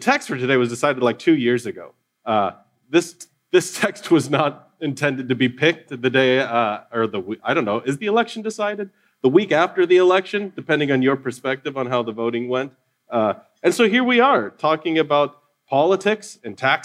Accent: United States; particularly as Americans

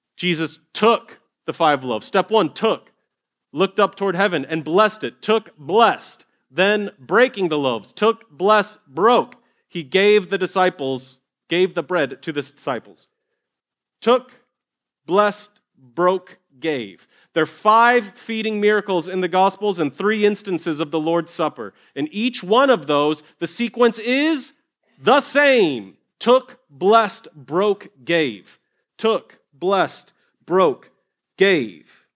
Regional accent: Ohio, United States; moved away; I grew up in Ohio in Longaberger baskets.

